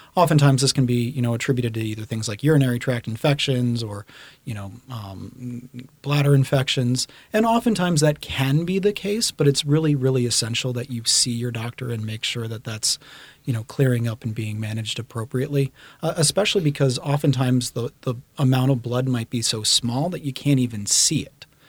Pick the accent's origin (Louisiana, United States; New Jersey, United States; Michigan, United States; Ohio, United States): Louisiana, United States; Baton Rouge; moved away as an adult; also born or lived in Boston; I grew up in Baton Rouge, Louisiana.